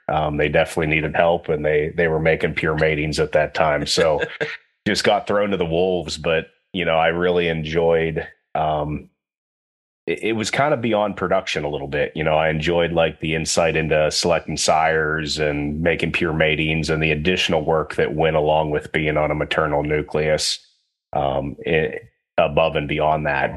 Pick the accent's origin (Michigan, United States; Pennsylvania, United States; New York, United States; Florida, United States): Pennsylvania, United States; Western; I grew up in Western Pennsylvania